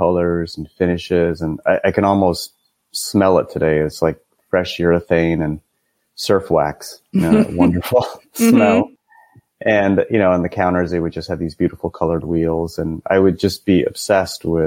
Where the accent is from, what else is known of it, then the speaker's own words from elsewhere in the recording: Cupertino, California, United States; I grew up in Cupertino, California, which is, I actually grew up about a mile from the Apple campus